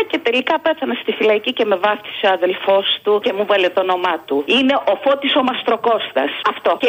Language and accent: Greek; Glyfada, Attica, Greece; από Γλυφάδα.